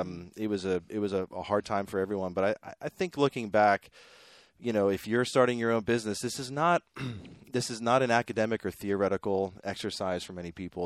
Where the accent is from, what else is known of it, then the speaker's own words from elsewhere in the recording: Pittsburgh, Pennsylvania, United States; moved away as an adult; also born or lived in New York City / Brooklyn; now in Waco, United States; I grew up in Pittsburgh, Pennsylvania